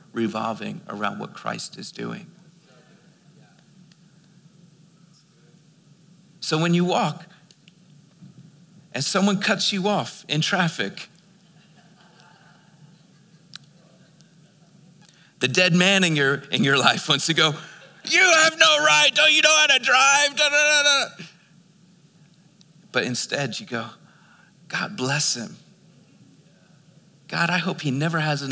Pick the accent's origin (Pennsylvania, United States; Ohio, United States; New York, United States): Pennsylvania, United States; Philadelphia; now in Albuquerque, United States; I was born and raised in Philadelphia.